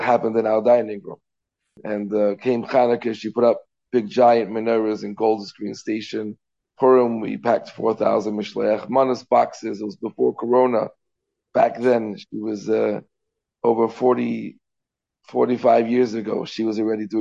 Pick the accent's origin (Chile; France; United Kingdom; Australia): United Kingdom; London; now in Crown Heights, Brooklyn, United States; I grew up in London, England.